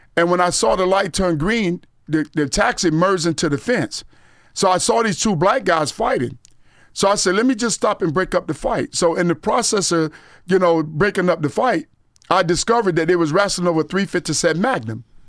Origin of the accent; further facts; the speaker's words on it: Gifford, Florida, United States; also born or lived in Vero Beach, Florida / Fort Lauderdale, Florida; I was born in Vero Beach, but I grew up in Guilford, Florida, as well as Fort Lauderdale.